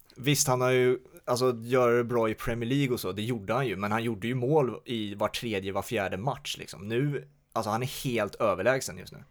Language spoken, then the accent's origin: Swedish; Sweden; oss som är svenskar